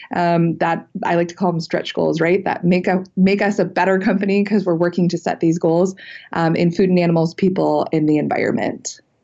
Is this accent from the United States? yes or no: yes; Cleveland, Ohio, United States; born and raised in Cleveland, Ohio, real Midwestern girl